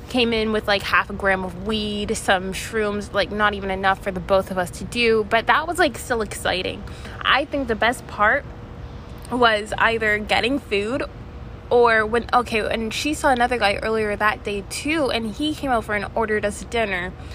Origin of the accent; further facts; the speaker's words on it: Canada; I'm from Canada